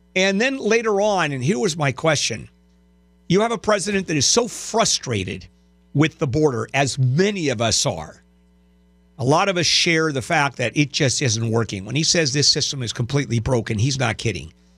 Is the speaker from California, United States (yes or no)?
yes; Southern California, United States; "Oh, Southern California."